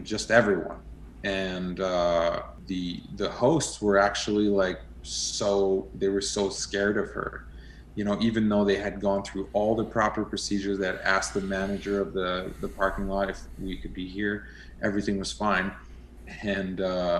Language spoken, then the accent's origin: English; Montreal, Quebec, Canada; moved away; also born or lived in Western Canada; I'm originally from Quebec, from Montreal. And then I came out west